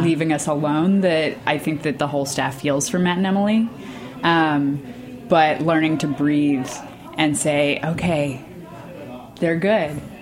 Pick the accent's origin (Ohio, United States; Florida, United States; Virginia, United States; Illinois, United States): Virginia, United States; Northern; moved away as an adult; also born or lived in Pittsburgh; now in Brooklyn, United States; I grew up kind of on the borderlands between the like country Virginia and the like DC suburb Virginia